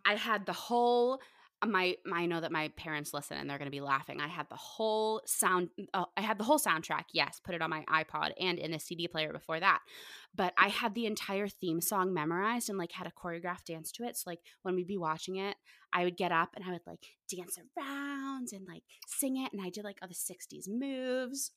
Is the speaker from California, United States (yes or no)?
no; Pittsburgh, Pennsylvania, United States; moved away; I'm originally from Pittsburgh